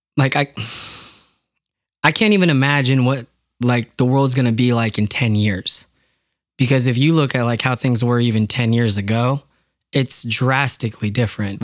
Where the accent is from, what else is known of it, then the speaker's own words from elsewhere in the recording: Yakima, Washington, United States; growing up in Yakima, there's a lot of orchards.